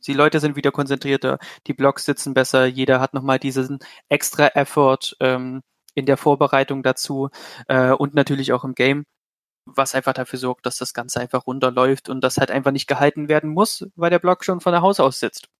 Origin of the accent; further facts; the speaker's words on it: Leipzig, Saxony, Germany; kommen tue ich aus Leipzig.